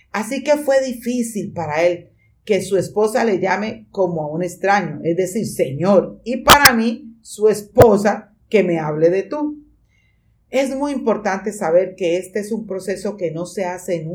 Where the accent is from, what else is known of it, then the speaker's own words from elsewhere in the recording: Colombia; Él es cubano y yo colombiana. Y aunque somos hispanos, somos totalmente diferentes por nuestro español, en el contexto cultural, nuestra crianza y las experiencias de la vida